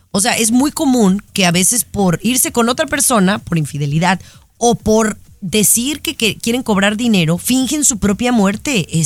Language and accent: Spanish; Guadalajara, Jalisco, Mexico; Eh, más porque es un tema muy cerca de donde yo crecí, donde yo viví, en Guadalajara, Jalisco que es una de, los, de, las sedes más importantes.